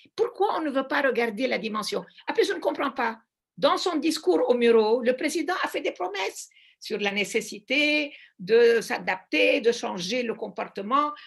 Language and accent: French; Lebanon; also born or lived in Brussels; je suis du Liban